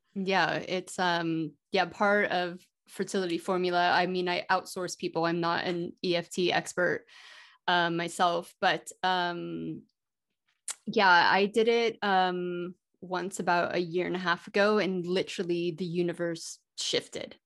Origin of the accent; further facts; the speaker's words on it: Colorado, United States; I was born in Colorado